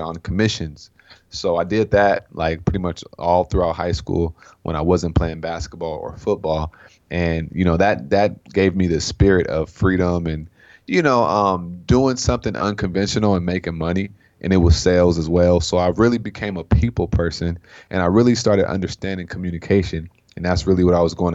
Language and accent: English; Sacramento, California, United States; I'm from Sacramento, California, so I'm a Cali boy at heart